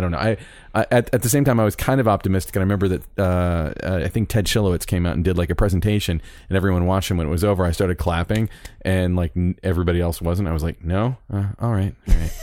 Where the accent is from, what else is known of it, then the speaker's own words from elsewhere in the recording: Orlando, Florida, United States; I'm from Orlando